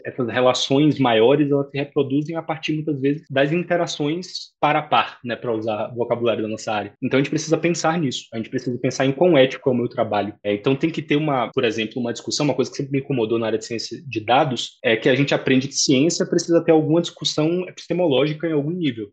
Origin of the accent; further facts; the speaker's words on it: Salvador, Bahia, Brazil; now in São Paulo, Brazil; eu sou soteropolitano de nascimento